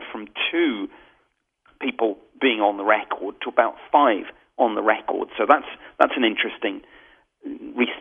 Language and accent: English; United Kingdom; as a Brit